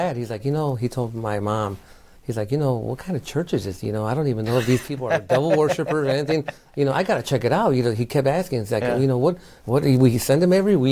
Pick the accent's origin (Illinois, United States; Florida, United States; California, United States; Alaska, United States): Illinois, United States; Chicago; I grew up in Pilsen in Chicago, Illinois